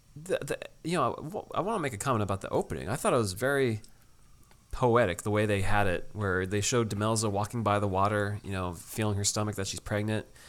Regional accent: Connecticut, United States; Dave and I, we grew up at a beach that had some green, murky water

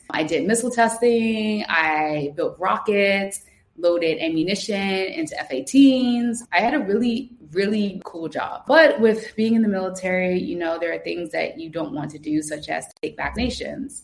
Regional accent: Trenton, New Jersey, United States; moved away as an adult; now in Lisbon, Portugal; I grew up in Tryon, uh, Stuyvesant Avenue

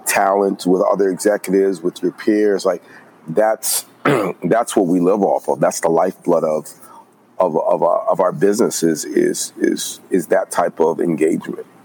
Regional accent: New York City, New York, United States; moved away as an adult; also born or lived in Atlanta; I'm originally from New York, born and raised in Brooklyn

